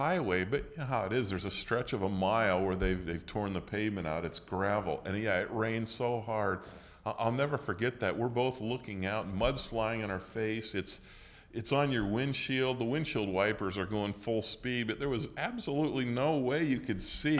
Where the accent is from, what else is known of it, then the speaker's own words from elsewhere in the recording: Illinois, United States; I think I did have the sense, not because of any maturity, but because of growing up in Central Illinois.